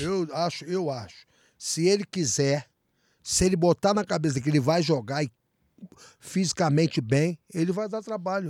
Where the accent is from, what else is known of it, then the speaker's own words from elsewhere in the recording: Brazil; eu sou brasileiro